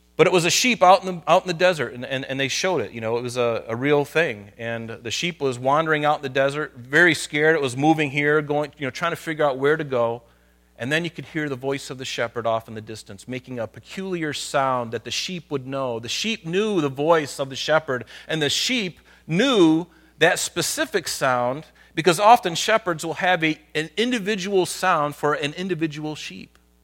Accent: United States; I'm Christian living in America

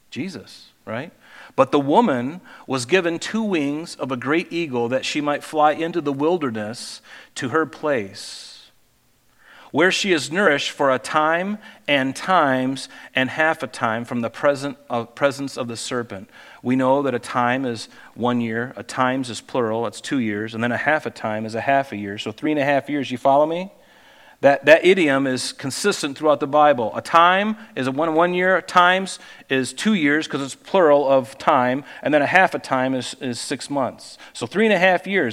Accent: Pine Island, Florida, United States; moved away; in Florida where I grew up out on Pine Island

